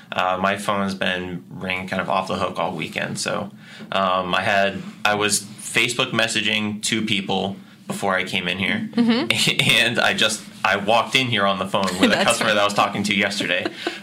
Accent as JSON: {"language": "English", "town": "Grafton", "region": "Massachusetts", "country": "United States", "tie": "born or raised there", "said": "So I grew up in Grafton. I've always been kind of a part of this Worcester community. I live in Worcester now. I have for the last 6 years."}